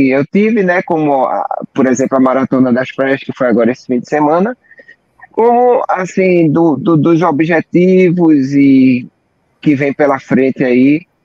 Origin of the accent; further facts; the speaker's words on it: Recife, Pernambuco, Brazil; e sou aqui de Recife, aqueles que não me conhecem